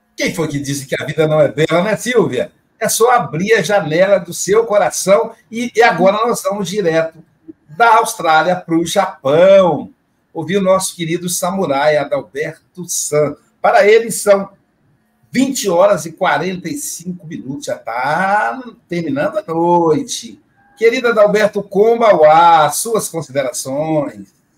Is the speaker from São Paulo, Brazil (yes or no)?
no; Muriaé, Minas Gerais, Brazil; diretamente de Muriaé, minha cidade natal